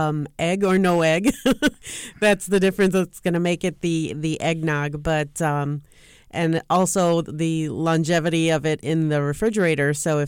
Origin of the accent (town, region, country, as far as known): Puerto Rico